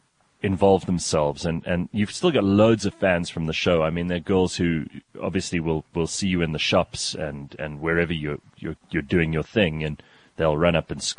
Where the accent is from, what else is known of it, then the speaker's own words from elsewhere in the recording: Pretoria, Gauteng, South Africa; we're both from Pretoria